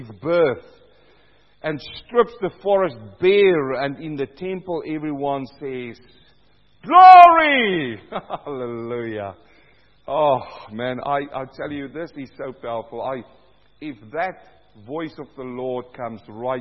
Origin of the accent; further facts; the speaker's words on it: South Africa; also born or lived in New Zealand; now in Australia; I'm coming from South Africa